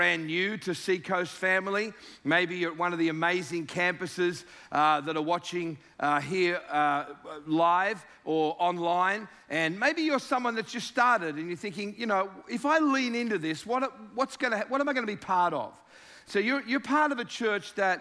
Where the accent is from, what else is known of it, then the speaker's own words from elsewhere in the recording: Sydney, New South Wales, Australia; I'm from the South. The deep South, down in Sydney, Australia.